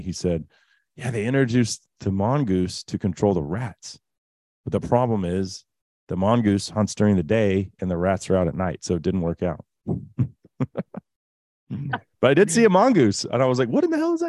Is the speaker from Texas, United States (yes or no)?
yes; Texas, United States; as a Texan